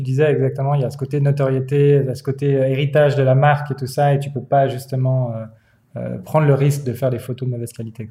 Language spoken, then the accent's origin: French; Switzerland; en tant que Suisse